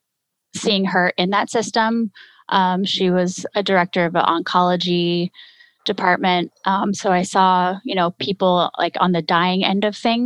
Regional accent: Texas, United States; moved away as an adult; also born or lived in California; now in Wisconsin, United States; I'm actually from Texas

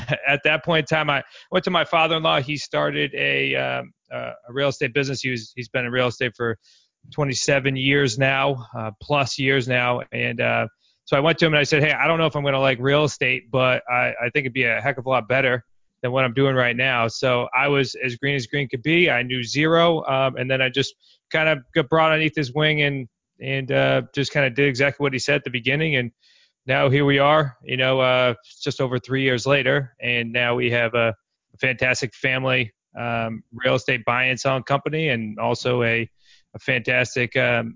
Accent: New England, United States; I'm from New England

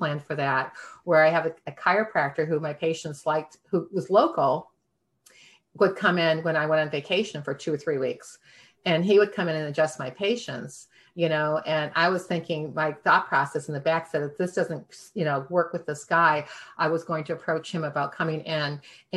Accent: Michigan, United States; moved away; also born or lived in Cape Cod; I'm from Michigan

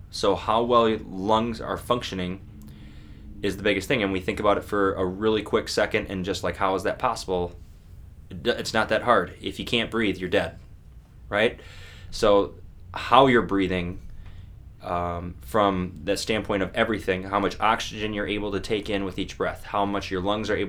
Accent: Buffalo, New York, United States; I'm from Buffalo

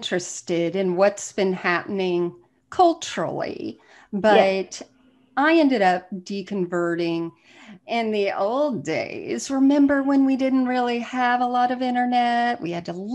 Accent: South Florida, United States; moved away; I'm from South Florida originally

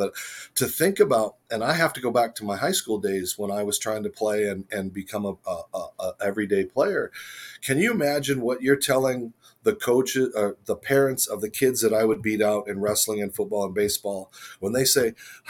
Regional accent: Wickenburg, Arizona, United States; moved away

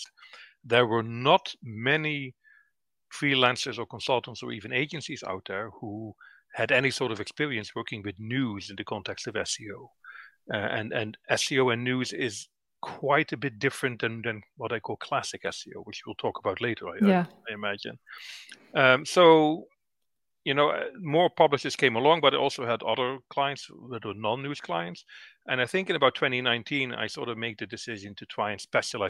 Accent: Netherlands; moved away as an adult; now in Northern Ireland, United Kingdom; I moved from the Netherlands, where I'm originally from, to Northern Ireland in 2009.

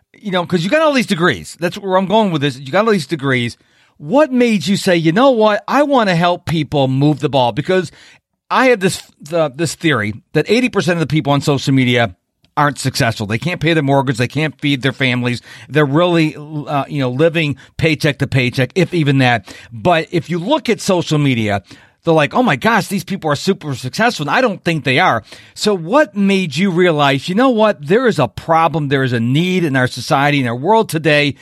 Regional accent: Houston, Texas, United States; here in my hometown of Houston, Texas

